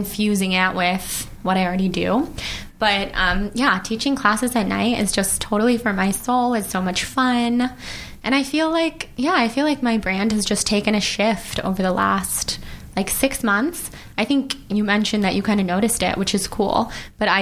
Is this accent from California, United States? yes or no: yes; Sacramento, California, United States; moved away as an adult; also born or lived in New York; now in Los Angeles, United States; I'm from Sacramento. I moved to LA like 8 years ago, lived in New York for a little while, been back here for a couple years